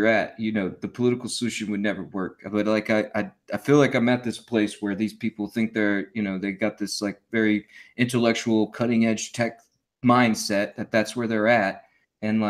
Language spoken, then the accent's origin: English; United States; we are American